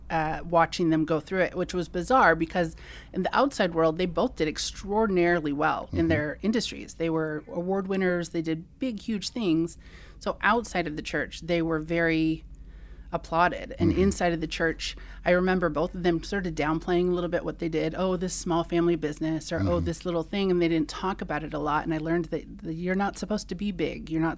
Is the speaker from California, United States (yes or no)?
yes; California, United States; So I grew up in the Bay Area, Silicon Valley.